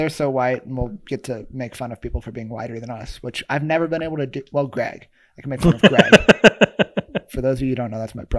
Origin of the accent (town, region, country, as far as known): Jennings, Louisiana, United States; born or raised there